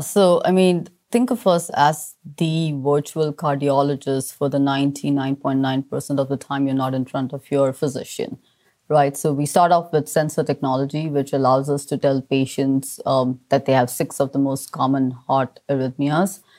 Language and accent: English; Mumbai, Maharashtra, India; I grew up in Mumbai, surrounded by family